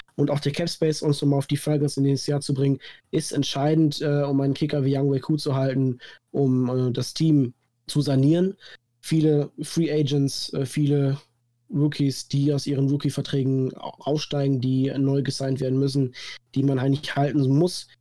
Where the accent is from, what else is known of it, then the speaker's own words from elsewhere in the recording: Münsterland, North Rhine-Westphalia, Germany; komme aus dem wunderschönen Münsterland